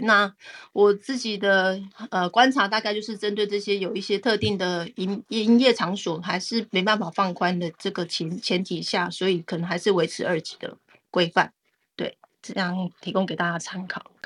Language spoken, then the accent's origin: Chinese; Taiwan; 我们台湾人